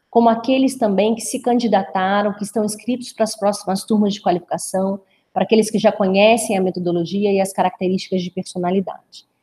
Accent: Brazil; born there; accent: mineroca; tenho esse sotaque um pouquinho arrastado aí, na verdade me chamam de mineroca, né? Eu não tenho nem o sotaque carioca, nem o sotaque mineiro. Então, como eu nasci no interior do estado, meu sotaque fica meio que arrastado um pouquinho.

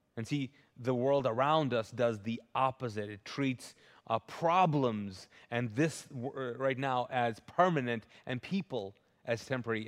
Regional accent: Kuwait; also born or lived in Pakistan; now in United States; I grew up, I was born and raised in Kuwait, but they don't give out citizenships

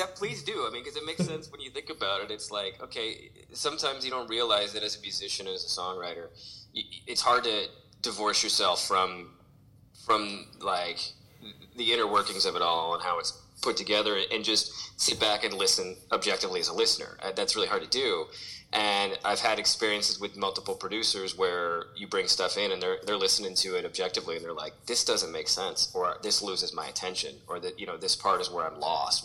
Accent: St. Louis, Missouri, United States; moved away; growing up in St. Louis

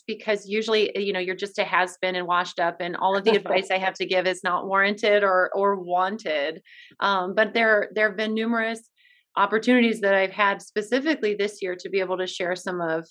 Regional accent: Iowa, United States; also born or lived in Cedar Falls, Iowa; now in Des Moines, United States; my hometown

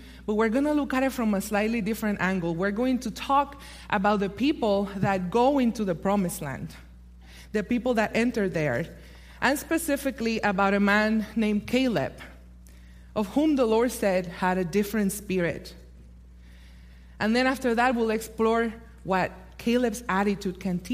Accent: Puerto Rico; moved away; in my native Puerto Rico

